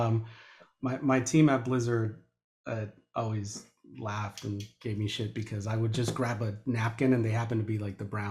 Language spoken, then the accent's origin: English; León, Guanajuato, Mexico; I was born in León, Guanajuato